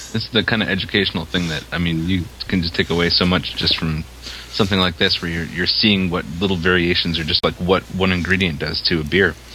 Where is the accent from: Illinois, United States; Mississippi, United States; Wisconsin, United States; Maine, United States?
Maine, United States; I'm from Maine